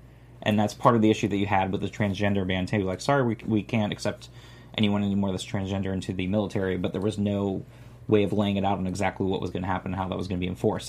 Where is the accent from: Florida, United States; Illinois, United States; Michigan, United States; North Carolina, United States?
Florida, United States; I'm from Florida.